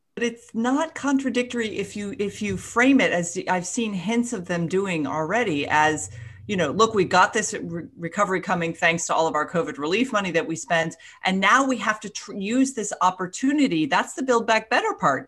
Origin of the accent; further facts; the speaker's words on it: Florida, United States; I'm from Florida